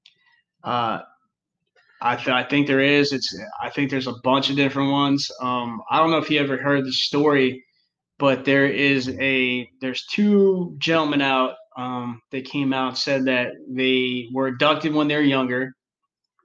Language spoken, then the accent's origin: English; New Jersey, United States; now in North Carolina, United States; we're from New Jersey. We live in North Carolina now, but we're originally from New Jersey